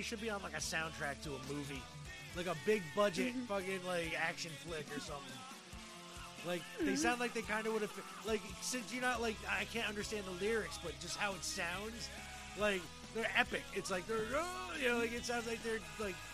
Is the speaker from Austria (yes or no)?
no; United States; me as an American